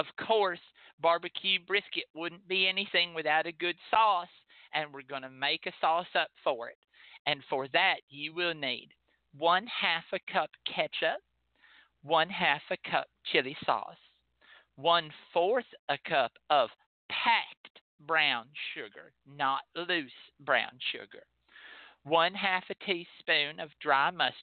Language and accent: English; Texas, United States; as a Texan